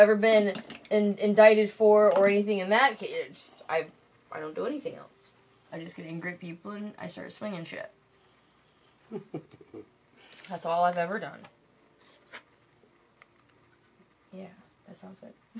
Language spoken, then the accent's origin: English; Lansing, Michigan, United States; I grew up in Michigan my whole fucking life, from Lansing